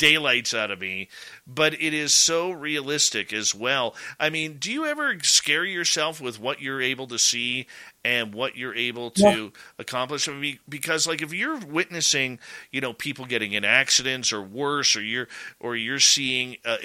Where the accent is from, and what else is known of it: Canada